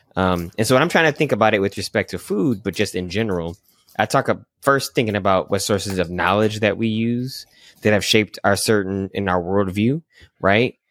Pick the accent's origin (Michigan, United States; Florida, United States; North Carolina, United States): Michigan, United States; I grew up in Michigan